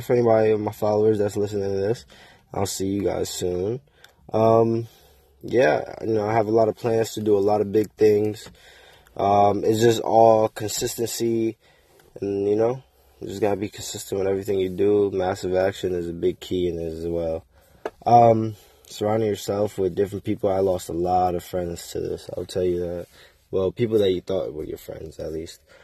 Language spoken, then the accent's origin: English; Waterbury, Connecticut, United States; also born or lived in South Carolina; So I'm from Connecticut. I'm from Waterbury, Connecticut, to be exact. Uh, it's from the, I'm from the hood.